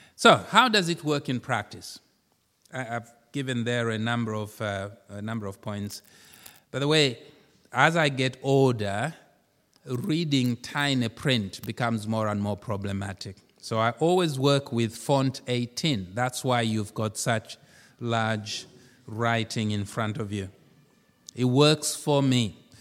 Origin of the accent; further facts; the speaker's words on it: Zambia; moved away; I come from Zambia